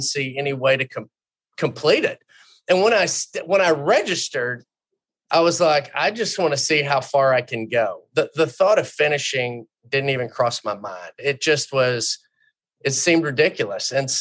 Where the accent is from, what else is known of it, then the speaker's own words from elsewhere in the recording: Houston, Texas, United States; I grew up in Houston